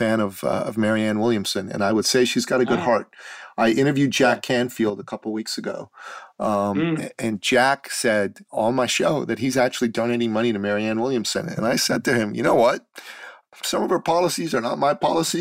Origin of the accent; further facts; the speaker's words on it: Iran; now in Canada; I'm a Christian from the Middle East. I'm from Iran. When I was a young boy